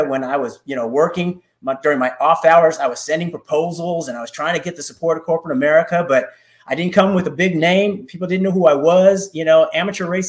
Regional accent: Oakland, California, United States; moved away as an adult; now in Atlanta, United States; I grew up in Northern California in the Oakland Hills.

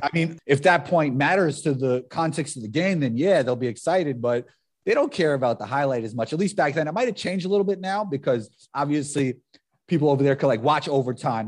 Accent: New York, United States; I'm from New York

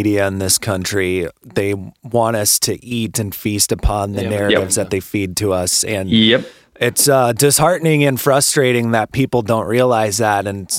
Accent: Minneapolis, Minnesota, United States; we're from Minneapolis. So like we were right here when our city was burning to the ground that one night.

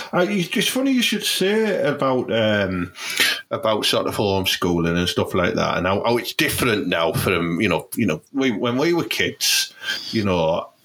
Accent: Teesside, North East England, United Kingdom; we grew up on Teesside. We're Teesside and we're proud

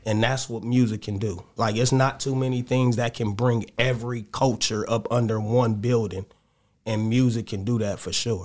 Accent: Los Angeles, California, United States; I'm from the Crenshaw District, Jefferson Park area

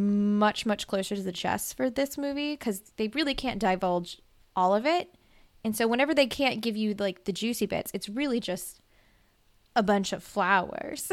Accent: Mississippi, United States; I'm from Mississippi

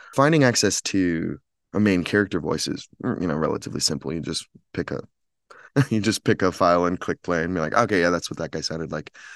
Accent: Chicago, Illinois, United States; moved away as an adult; now in Los Angeles, United States; I'm from Chicago, but I'm based in Los Angeles now

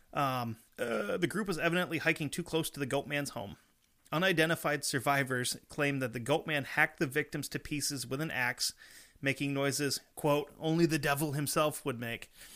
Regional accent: Vermont, United States; we're from Vermont

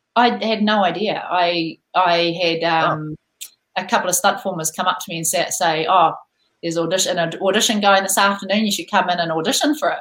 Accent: New Zealand; born or raised there

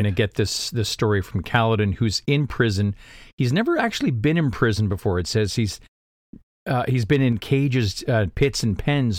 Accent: Canada; We're Canadian. Last time I checked, we have two official languages.

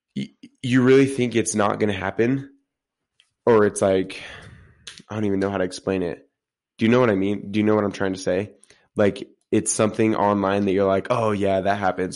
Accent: Utah, United States; we're, we're from Utah

